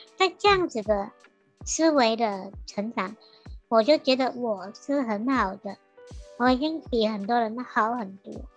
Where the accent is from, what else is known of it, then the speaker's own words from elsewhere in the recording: Sandakan, Sabah, Malaysia; moved away as an adult; now in Taiwan; 我家乡三打根